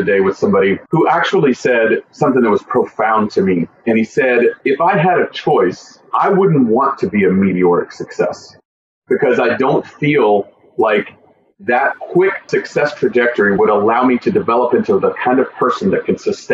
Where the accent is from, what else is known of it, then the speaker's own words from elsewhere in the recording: Tennessee, United States; moved away as an adult; I grew up in Tennessee